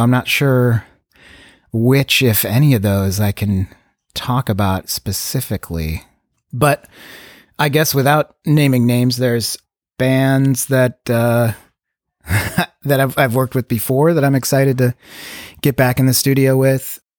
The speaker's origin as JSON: {"language": "English", "area": "Chicago suburbs", "region": "Illinois", "country": "United States", "tie": "born or raised there", "moved": "yes", "lives_now": "Los Angeles, United States", "said": "I grew up in Chicago suburbs"}